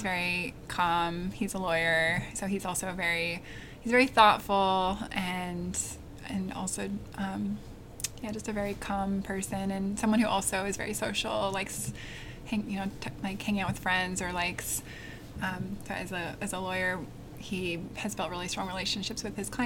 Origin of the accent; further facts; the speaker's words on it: Portland, Oregon, United States; I grew up in Portland, Oregon